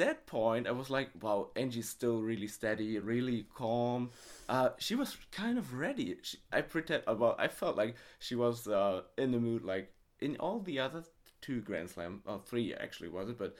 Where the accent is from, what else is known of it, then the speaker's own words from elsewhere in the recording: Germany; I'm from Germany.